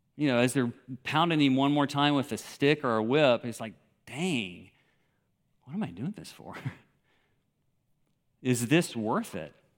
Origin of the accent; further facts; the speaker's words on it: Memphis, Tennessee, United States; moved away as an adult; also born or lived in Moscow / Kyrgyzstan; growing up in Memphis, Tennessee, which I did.